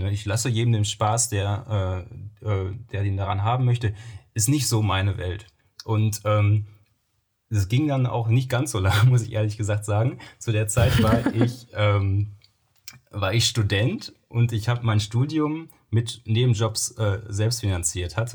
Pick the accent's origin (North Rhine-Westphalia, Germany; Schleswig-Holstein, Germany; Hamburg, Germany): North Rhine-Westphalia, Germany; Soest; also ich bin im, in Soos groß geworden und hatte dann den Freundeskreis dementsprechend im Westen des Kreises so eher angesiedelt